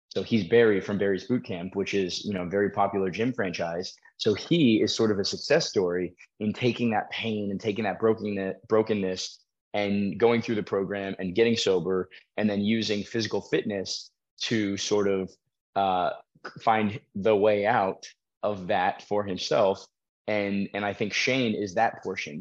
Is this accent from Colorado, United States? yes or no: yes; Colorado, United States; also born or lived in Florida; I grew up in Colorado